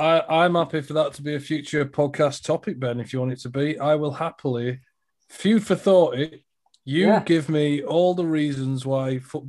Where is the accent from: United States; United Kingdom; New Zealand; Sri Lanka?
United Kingdom; Huddersfield, Yorkshire and the Humber; good old Huddersfield Town. Wow. Okay. Which is my hometown. Yeah, where I'm from.